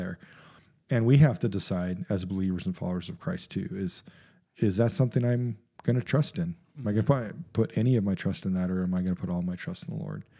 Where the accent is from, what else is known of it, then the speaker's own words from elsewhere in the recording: United States; as an American culture